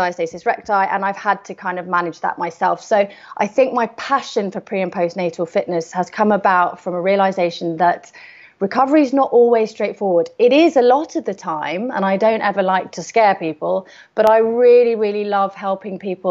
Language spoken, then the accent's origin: English; London, United Kingdom; moved away as an adult; now in Isle of Wight, United Kingdom; I was born and bred in London